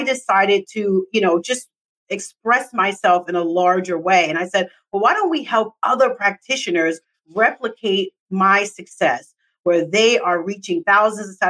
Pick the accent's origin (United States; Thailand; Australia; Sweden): United States; New York City, New York; I'm from New York City